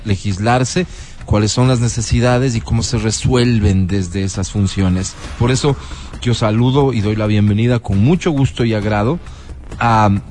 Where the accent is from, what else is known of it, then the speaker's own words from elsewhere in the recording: Quito, Pichincha, Ecuador; yo como quiteño